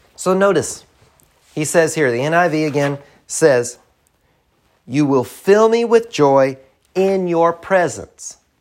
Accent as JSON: {"language": "English", "region": "the South", "country": "United States", "said": "I'm from the South. I'm from the country"}